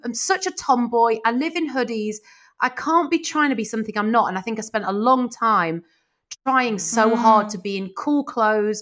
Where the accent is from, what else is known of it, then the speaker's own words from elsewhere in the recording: Midlands, United Kingdom; moved away as an adult; now in London, United Kingdom; I was from the Midlands